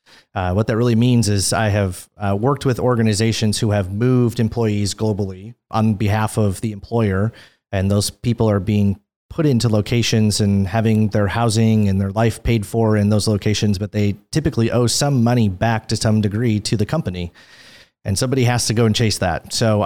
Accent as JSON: {"language": "English", "region": "Minnesota", "country": "United States", "tie": "born or raised there", "also_born_or_lived": "California / Beaverton, Oregon", "moved": "as an adult", "said": "Born and raised in Minnesota, so I'm a Midwestern boy. Grew up north of the Twin Cities"}